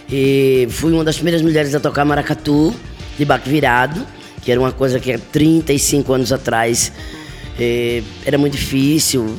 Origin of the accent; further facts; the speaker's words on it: Olinda, Pernambuco, Brazil; Eu sou nascida e criada na Barreira do Rosário, que é, é um morro que tem no entorno da cidade alta de Olinda.